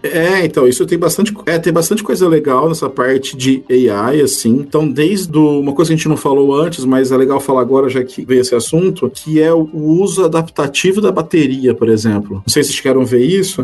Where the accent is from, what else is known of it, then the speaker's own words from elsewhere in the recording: Brazil; moved away; A gente é brasileiro